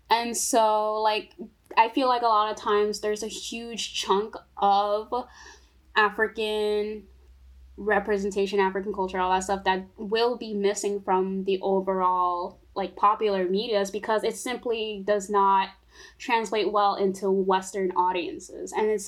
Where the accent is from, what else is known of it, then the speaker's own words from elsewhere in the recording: Togo; now in United States; because I'm from Togo, and like, you know, I have family, all my family back there